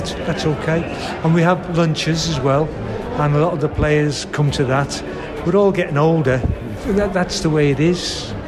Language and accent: English; Liverpool, North West England, United Kingdom; now in Wolverhampton, United Kingdom; I live here in Wolverhampton. You know, I come from Liverpool